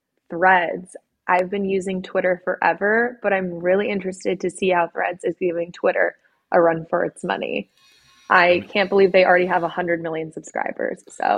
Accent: Southern California, United States; I'm from Southern California myself

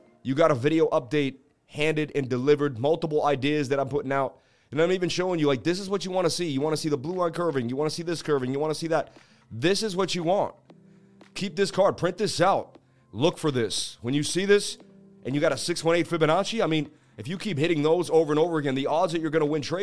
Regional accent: Boston, Massachusetts, United States; I grew up in Boston, Mass., going up the Freedom Trail

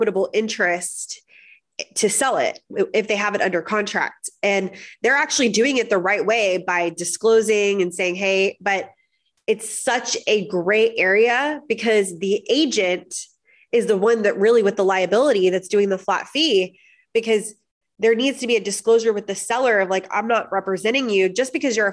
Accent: Florida, United States; moved away; also born or lived in Miami / Orlando; I'm from Florida.

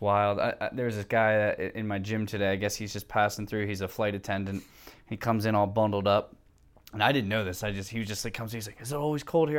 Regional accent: Philadelphia, Pennsylvania, United States; moved away as an adult; living out west from my hometown of Philadelphia

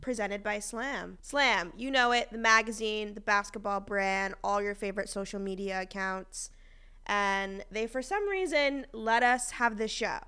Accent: Boston, Massachusetts, United States; I'm from Boston

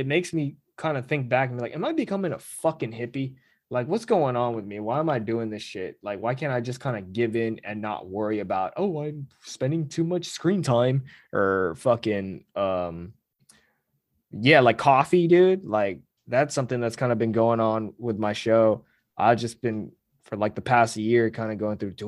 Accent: California, United States; the people know I'm from California

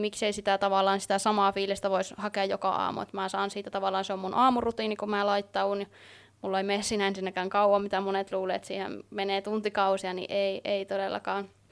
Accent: Oulu, North Ostrobothnia, Finland; Oon täältä Oulusta kotoisin

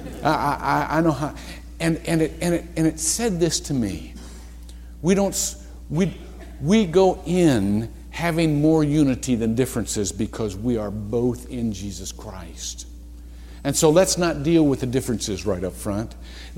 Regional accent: Shelby, Ohio, United States; moved away; I'm a little white boy from Shelby, Ohio. I come from the Midwest

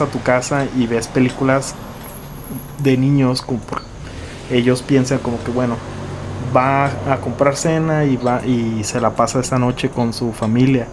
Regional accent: Nuevo Laredo, Tamaulipas, Mexico; nací en Nuevo Laredo, aquí, en Laredo

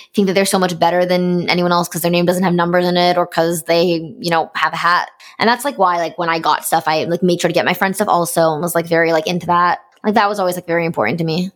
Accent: Canada; am being Canadian

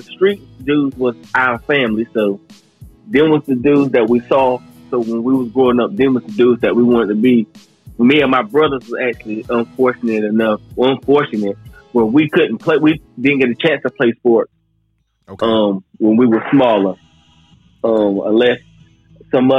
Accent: Cedar Grove, North Carolina, United States; I come from North Carolina, Cedar Grove. I'm an 80s baby, so you can about imagine how it was growing up in the 80s

